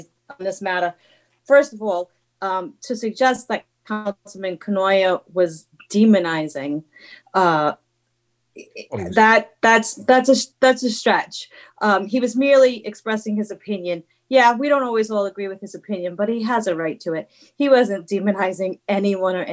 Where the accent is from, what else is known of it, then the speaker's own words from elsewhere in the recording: Woonsocket, Rhode Island, United States; I grew up on Burnside Avenue in Woonsocket.